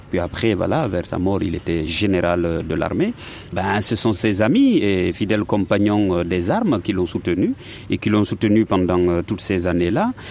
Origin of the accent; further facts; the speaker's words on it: Guinea; moved away; moi c'est c'est en ce moment-là que je suis parti de la Guinée.